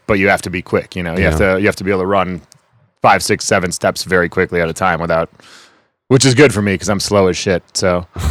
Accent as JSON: {"language": "English", "region": "Wisconsin", "country": "United States", "tie": "born or raised there", "said": "My brother recently moved back there and said that it's not just the bitter ass cold like we remember growing up"}